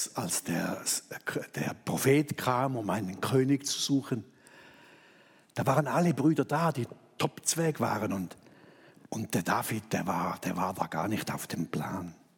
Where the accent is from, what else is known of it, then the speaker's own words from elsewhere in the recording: Thurgau, Switzerland; ich als Thurgauer genau weiß, wo Sulgen ist